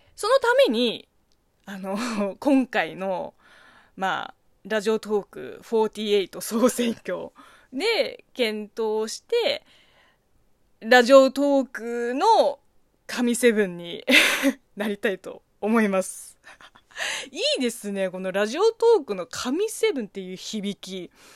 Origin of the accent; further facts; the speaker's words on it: China; Japanese is a second language; now in Japan; 中国生まれ中国育ち